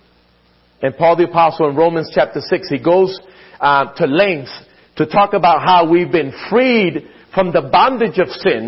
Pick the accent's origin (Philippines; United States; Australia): United States; Philadelphia, Pennsylvania; growing up in Philadelphia, my mom would often talk about the Scriptures.